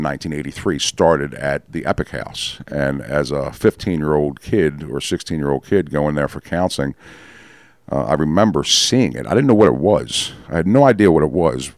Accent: Baltimore, Maryland, United States; also born or lived in Catonsville, Maryland; I was born in Baltimore

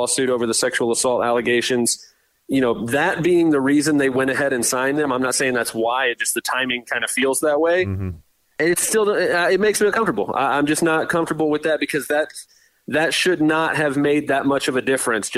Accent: Tampa, Florida, United States; We grew up in Tampa here, so we're Bucs fans

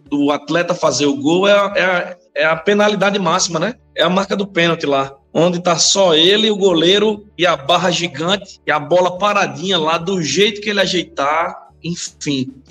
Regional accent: Brazil; Vale do São Francisco, de onde eu sou, né?

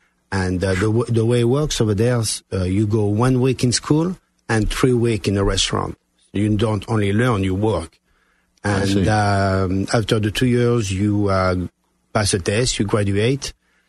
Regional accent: France; first language French; English is a second language; moved away as an adult; also born or lived in Kissimmee, Florida / Mexico; now in United States; my father was from Sicily, and they both moved to France in the early 20s. And my whole family, my sister and brother, we all were born and raised in France.

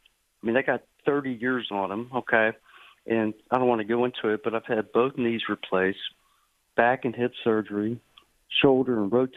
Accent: Alabama, United States; I'm from Alabama.

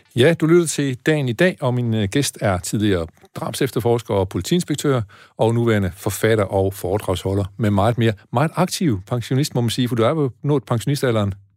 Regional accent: Aarhus, Central Denmark Region, Denmark; jeg kommer jo fra Aarhus

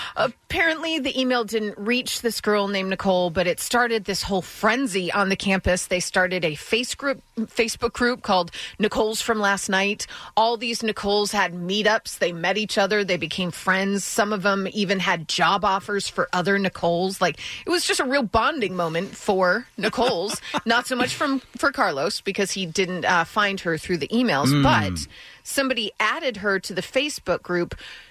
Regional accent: Netherlands; Yeah. I'm from Holland. Yeah.

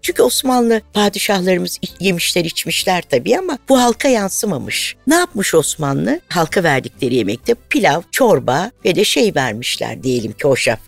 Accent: Anatolia, Turkey; Zaten Anadolu'luyum da.

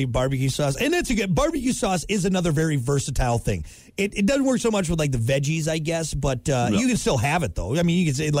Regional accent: Wisconsin, United States; moved away; I am from Wisconsin

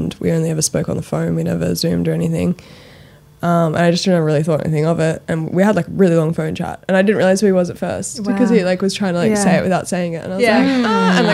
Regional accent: Sydney, New South Wales, Australia; also born or lived in London; I grew up in Australia

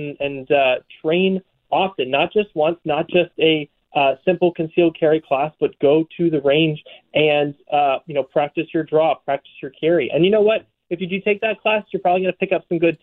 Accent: St. Louis, Missouri, United States; I grew up in St. Louis, Missouri

